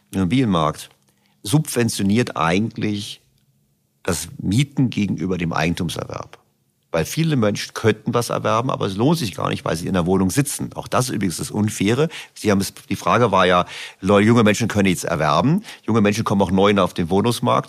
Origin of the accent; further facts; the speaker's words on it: Berlin, Germany; ich komme aus Berlin